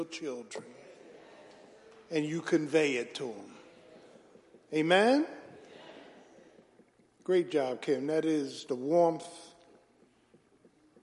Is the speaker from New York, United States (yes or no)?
no; Philadelphia, Pennsylvania, United States; growing up in South Philly